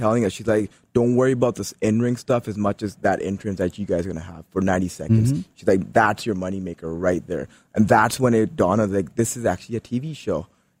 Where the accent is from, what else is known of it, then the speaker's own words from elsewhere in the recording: India; So we had something to prove. We didn't want to just be those guys that were here because we're Indian.